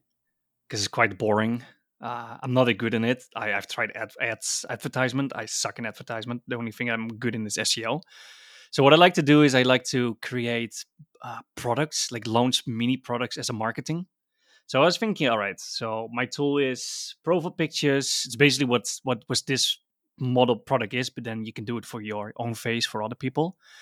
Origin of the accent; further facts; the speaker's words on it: Netherlands; I'm from Holland.